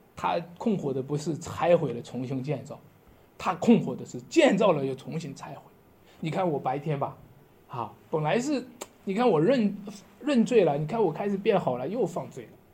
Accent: Shanxi, China; 我们山西人靠在黄河的边上，不过我从来没见过黄河

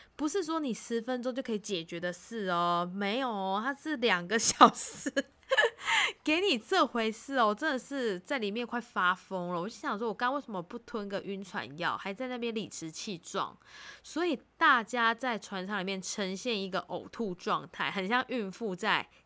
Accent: Taiwan; 我们台湾人

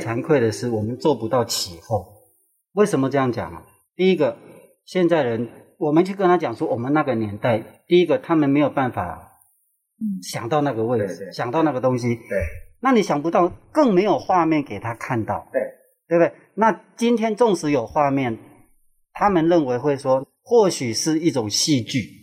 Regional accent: Neipu, Pingtung County, Taiwan; 我是来自屏东，啊，内埔

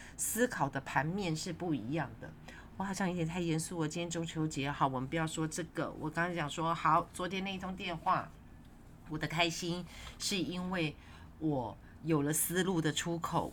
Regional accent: Yonghe, New Taipei, Taiwan; 就是那一大块的那个公园，我小时候住在那边，那是因为要盖公园，不得已我才搬家的，因为我们家的房子呢被拆掉了

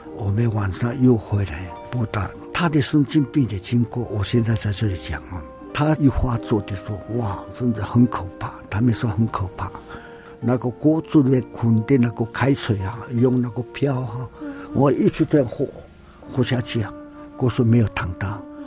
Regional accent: Nantou County, Taiwan; 我是南投，我们也是住在花园的地方

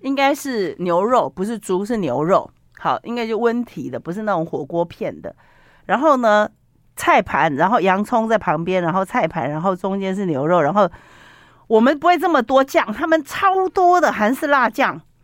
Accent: Taiwan; 我们台湾人

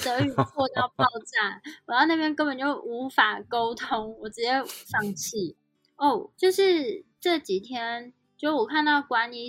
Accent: Switzerland; 但是如果像在瑞士，基本上来说，英文都不是我们母语

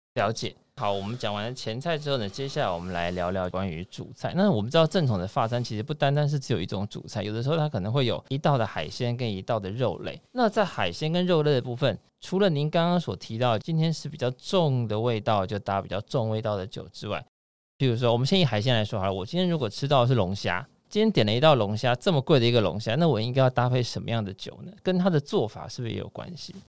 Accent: Taiwan; 像我们台湾人

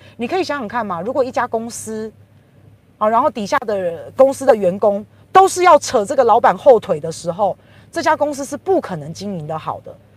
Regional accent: Taiwan; 我们台湾人

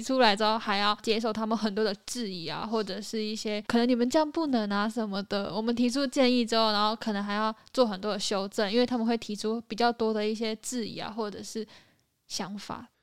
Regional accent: Hengchun, Pingtung County, Taiwan; 我是来自台湾正南端屏东县恒春镇的

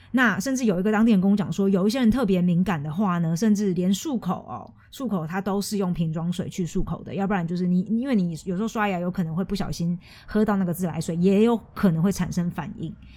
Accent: Taiwan; 我是台湾人

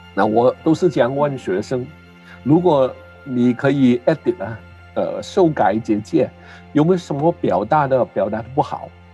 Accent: Hong Kong; first language Cantonese; Chinese is a second language; moved away; also born or lived in Canada; 母语是广东话。我，呃，很，年轻的时候去的加拿大读书，在那边很多嗯年，在那边结婚，有孩子，呃，然后回来香港

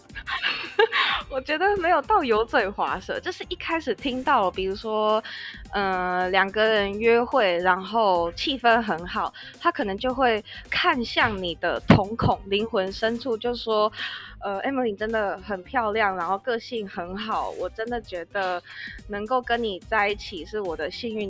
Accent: Taiwan; moved away as an adult; also born or lived in United Kingdom / Spain; 你作为一个外国人，一个台劳

